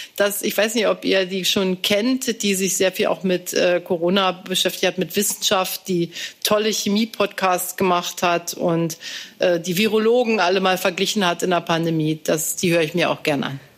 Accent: East Germany, Germany; Ich bin ja in der DDR noch zur Schule gegangen

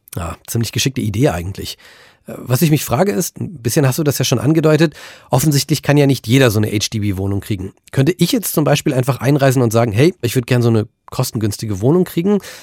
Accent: Germany; hier bei uns in Deutschland

